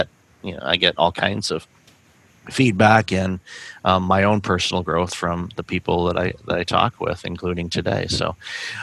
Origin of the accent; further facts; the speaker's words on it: Michigan, United States; moved away; I'm originally from Michigan